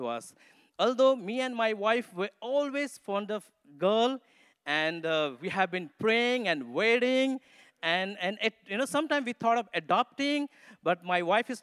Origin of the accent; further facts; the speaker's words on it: Nepal; accent: Nepali; English is a second language; moved away; also born or lived in Mussoorie, India; I come from Nepal, so English is not my mother tongue. And so you have to tune your ears, you know, to understand my Nepali accent English.